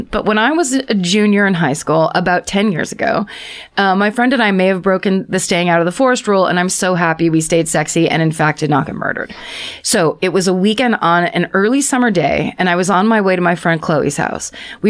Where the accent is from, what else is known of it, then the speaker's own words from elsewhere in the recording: New England, United States; Don't worry, I'm from New England. Everything is wet and I wasn't worried about wildfires.